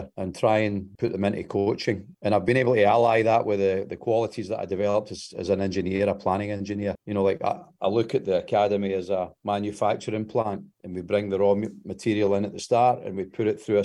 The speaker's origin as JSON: {"language": "English", "town": "Glasgow", "region": "Scotland", "country": "United Kingdom", "tie": "born or raised there", "moved": "yes", "said": "I grew up about a mile from Celtic Park in the east end of Glasgow."}